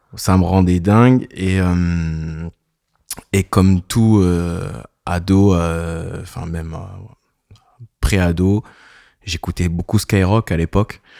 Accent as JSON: {"language": "French", "area": "a small village near Clairefontaine, Paris region", "region": "Île-de-France", "country": "France", "moved": "as an adult", "said": "J'habite dans le Sud depuis 10 ans, mais euh, je viens d'un petit village à côté de Clairefontaine."}